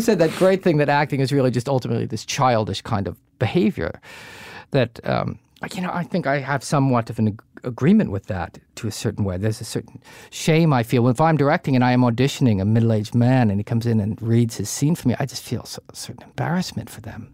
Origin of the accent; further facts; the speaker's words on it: New Jersey, United States; I grew up in Jersey, we went down the Jersey Shore